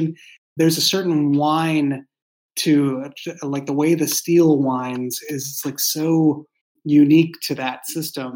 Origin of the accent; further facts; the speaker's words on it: Boston, Massachusetts, United States; moved away as an adult; now in San Francisco Bay Area, United States; I grew up in Boston, and so I grew up in a walking city